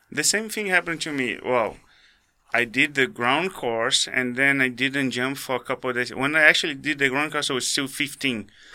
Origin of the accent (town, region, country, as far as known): Rio de Janeiro, Brazil; born or raised there; English is a second language; moved away; also born or lived in Guarulhos, São Paulo, Brazil